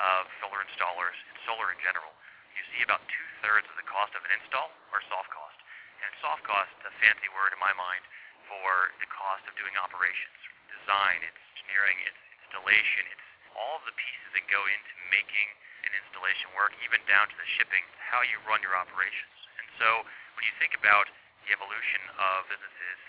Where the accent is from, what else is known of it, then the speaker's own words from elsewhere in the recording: Nashville, Tennessee, United States; I'm from Nashville, Tennessee